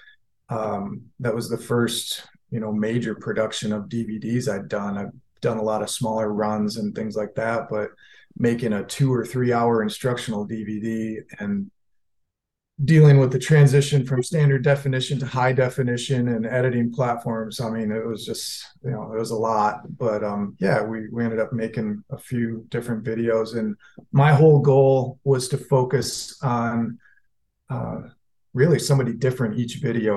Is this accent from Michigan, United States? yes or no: yes; Michigan, United States; I'm from Michigan